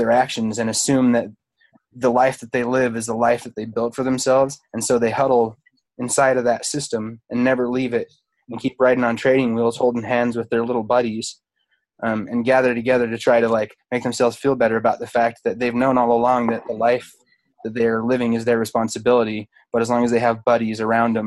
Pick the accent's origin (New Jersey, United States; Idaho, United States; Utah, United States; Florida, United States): Utah, United States; I'm from Utah, home of the Mormons